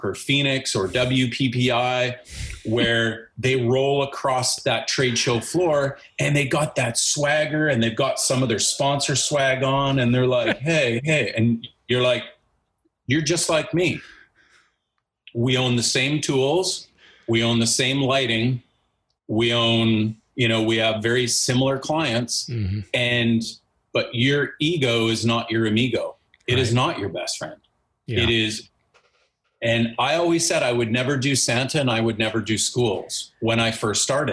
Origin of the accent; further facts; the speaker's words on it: Nanaimo, British Columbia, Canada; I've been born and raised in Nanaimo.